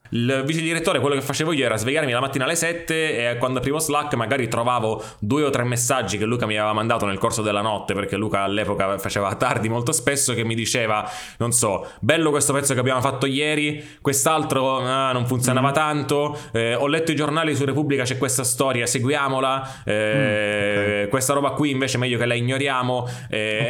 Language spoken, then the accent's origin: Italian; Sicily, Italy; sono siciliano